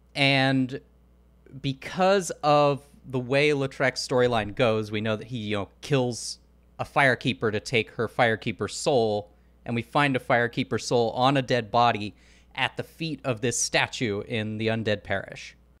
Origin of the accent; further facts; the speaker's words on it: Portland, Oregon, United States; I'm from Portland, Oregon